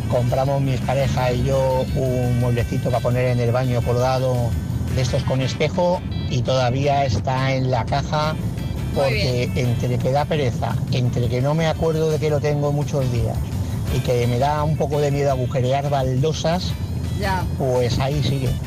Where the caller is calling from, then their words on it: Palma de Mallorca, Balearic Islands, Spain; Yo soy Pedro de Palma de Mallorca